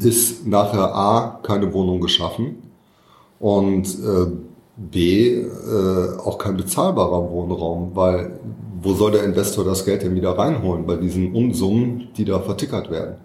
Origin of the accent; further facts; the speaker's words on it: Düsseldorf, North Rhine-Westphalia, Germany; in meiner Heimatstadt